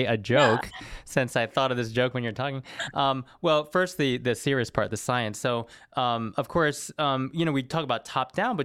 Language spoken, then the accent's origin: English; the South, United States; I grew up in the South